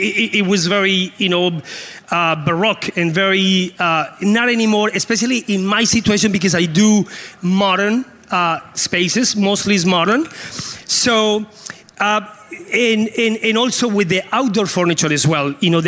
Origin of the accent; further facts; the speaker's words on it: Canada; now in Colombia; Because as a Canadian, I love the cold weather, you know, so we can switch. I'll make sure you get a good welcome in Colombia.